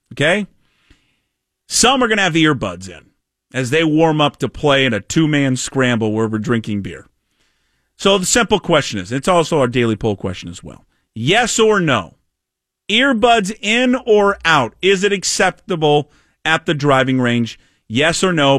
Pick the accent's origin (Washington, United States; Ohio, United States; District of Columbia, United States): Washington, United States; Renton; I'm from Renton